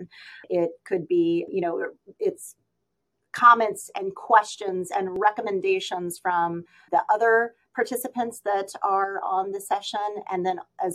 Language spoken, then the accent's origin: English; Missouri, United States; in my hometown, we have several professionals that have joined our Echo Autism programs here in Missouri